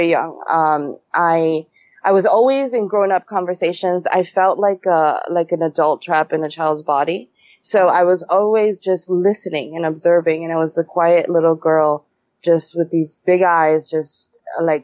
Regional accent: New York City, New York, United States; moved away; I was born and raised in New York City.

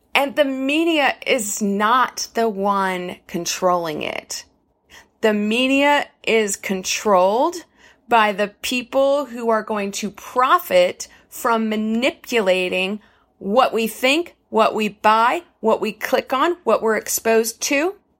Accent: United States; I am gonna speak from an American perspective because I am an American

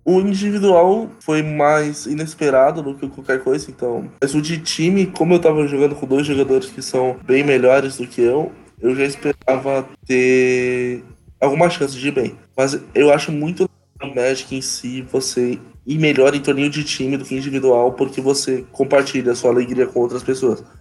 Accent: Santo André, São Paulo, Brazil; now in Santos, Brazil; Eu morei meus 25 anos em Santo André, mas recentemente eu me mudei para Santos

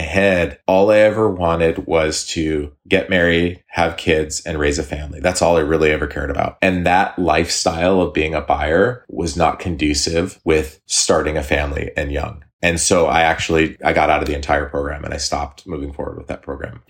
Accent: Eugene, Oregon, United States; also born or lived in Hawaii; I grew up in Eugene. So I, I went to school here. I lived here for a long time, high school, a couple years of college.

